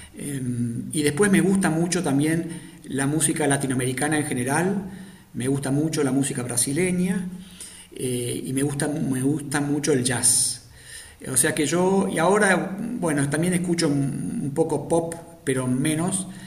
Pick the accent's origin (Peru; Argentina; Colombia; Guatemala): Argentina; moved away as an adult; now in Algeria; nosotros como, argentinos